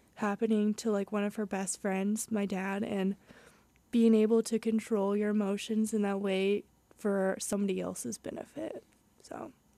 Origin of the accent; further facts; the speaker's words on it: Southern Indiana, United States; moved away as an adult; I'm from Southern Indiana, so it's a lot hillier, um, than around here at H U